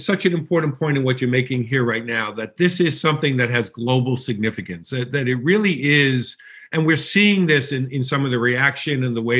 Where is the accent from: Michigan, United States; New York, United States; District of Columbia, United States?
New York, United States; I'm a kid from New York